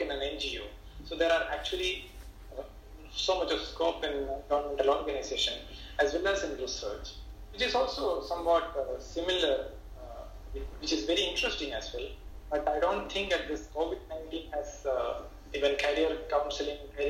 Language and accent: English; Kerala, India; moved away as an adult; also born or lived in New Delhi / Bangalore; now in Mumbai, India; my home state, which is Kerala